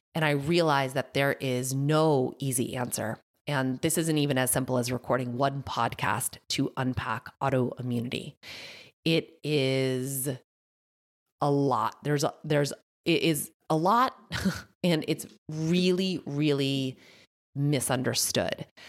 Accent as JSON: {"language": "English", "region": "Massachusetts", "country": "United States", "accent": "thick Massachusetts", "said": "My Massachusetts accent just came out thick"}